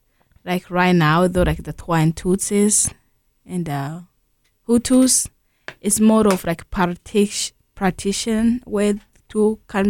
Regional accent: Burundi; Yes, I'm from Burundi.

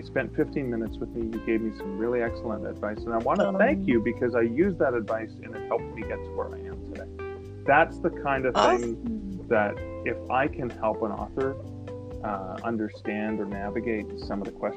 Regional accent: Canada; I'm a Canadian

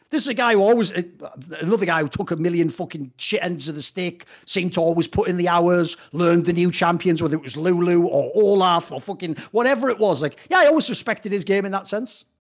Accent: United Kingdom; a Brit and an outsider who isn't from America

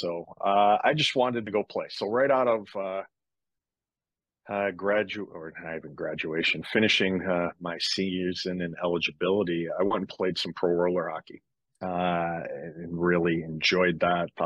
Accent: Michigan, United States; moved away; growing up in Michigan

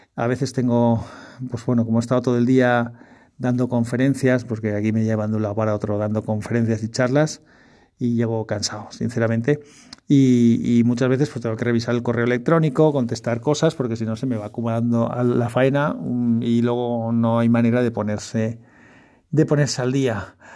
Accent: Spain; yo soy español

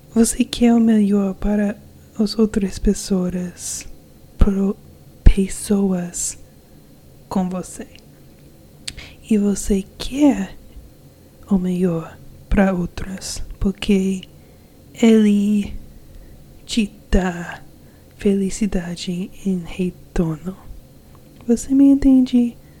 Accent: United States; Portuguese is a second language; Eu sou americana e eu sou casado com um brasileiro.

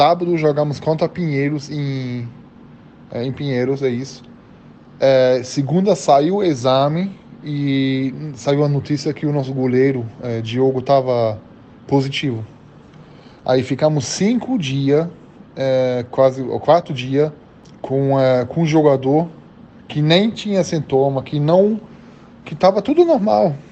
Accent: Germany; Portuguese is a second language; now in Brazil; as pessoas que pode pensar que eu vou ficar com dificuldade porque eu vim da Alemanha

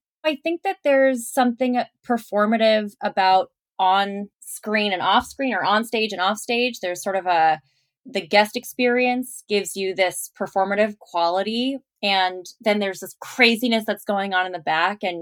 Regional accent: Palos Verdes, California, United States; moved away as an adult; also born or lived in New York; I grew up in Palos Verdes

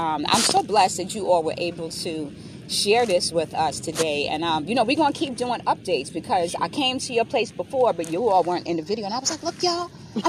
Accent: Reading, Pennsylvania, United States; my hometown in Reading, Pennsylvania

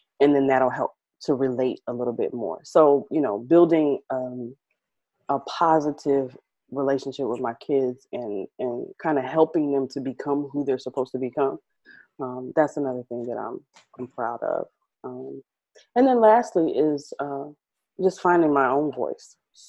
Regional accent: Midwest, United States; also born or lived in Connecticut / Rhode Island / Kansas / Milwaukee; So I was born in Connecticut, but we moved around. Like, so I lived in Connecticut, Rhode Island. I lived in a little town called Coffeyville, Kansas. I've lived in Kansas City. I've lived in Milwaukee. I've lived in Evanston, Illinois, Chicago. So I'm from, I'm a Midwest girl

